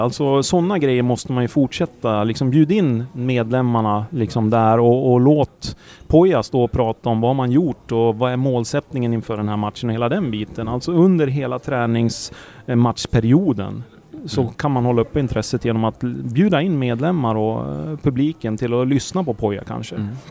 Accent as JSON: {"language": "Swedish", "town": "Sandviken", "region": "Gävleborg County", "country": "Sweden", "said": "jag är från Sandviken"}